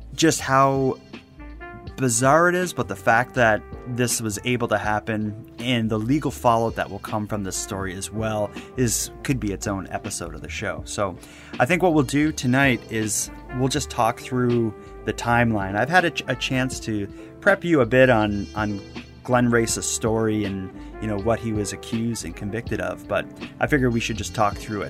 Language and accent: English; Halifax, Nova Scotia, Canada; my hometown of Halifax